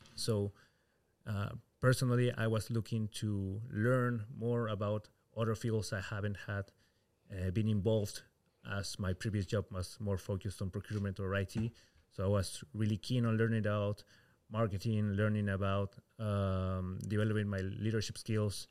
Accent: Peru; moved away as an adult; now in Rotterdam, Netherlands; I come from Peru

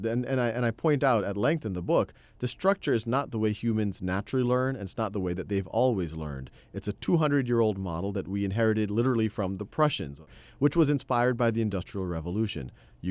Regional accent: Metairie, Louisiana, United States; born there; I was born in Metairie, Louisiana. It's a suburb of New Orleans.

